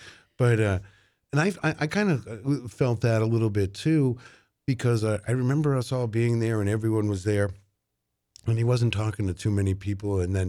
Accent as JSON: {"language": "English", "town": "Manchester", "region": "New Hampshire", "country": "United States", "tie": "born or raised there", "said": "I grew up here in Manchester."}